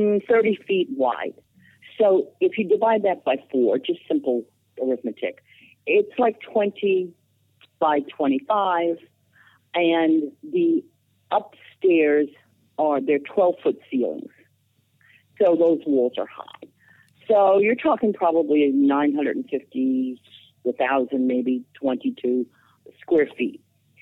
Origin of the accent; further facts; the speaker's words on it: New York, United States; my husband's from New York, and I was raised in New York for about 20 years.